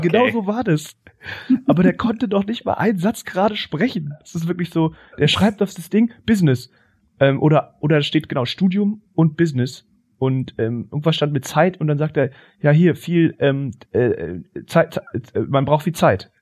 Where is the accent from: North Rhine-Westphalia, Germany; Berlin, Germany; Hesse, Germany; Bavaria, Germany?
Berlin, Germany; bei uns in Stegitz